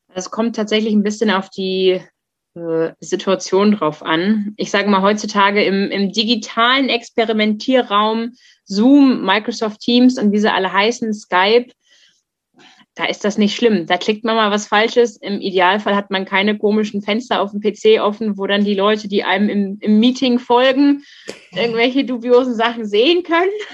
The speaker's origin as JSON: {"language": "German", "country": "Germany", "tie": "born or raised there", "said": "ich bin in der in der Nähe Hamburgs aufgewachsen."}